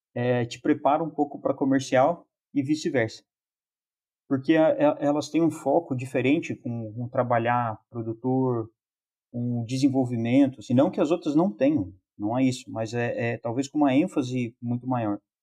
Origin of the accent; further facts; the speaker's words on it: Lorena, São Paulo, Brazil; moved away as an adult; also born or lived in Botucatu / Toledo, Paraná; now in Chapecó, Brazil; sou natural de Lorena, São Paulo